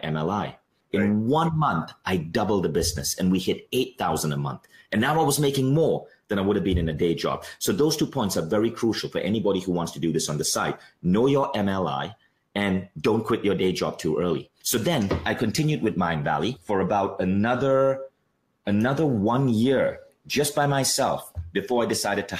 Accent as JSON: {"language": "English", "country": "Malaysia", "also_born_or_lived": "New York", "said": "I'm Malaysian"}